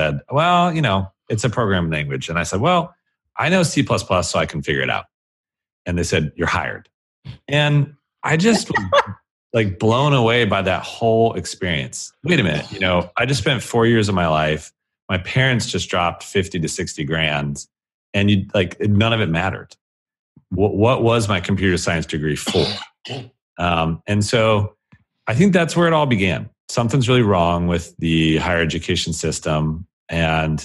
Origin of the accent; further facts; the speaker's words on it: Colorado Springs, Colorado, United States; moved away as an adult; also born or lived in England; born and raised in Colorado Springs, Colorado, in America